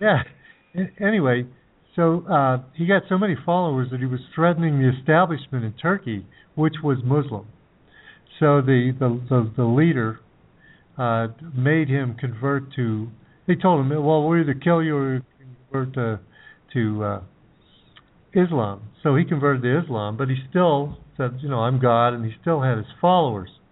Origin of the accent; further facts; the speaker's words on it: United States; When I was growing up in the United States